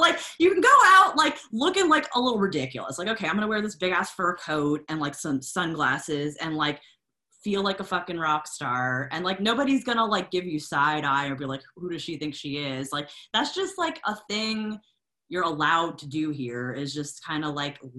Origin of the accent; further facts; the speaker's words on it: Lafayette, Louisiana, United States; now in Memphis, United States; that's more my hometown, which is Lafayette, Louisiana. It's the heart of Cajun country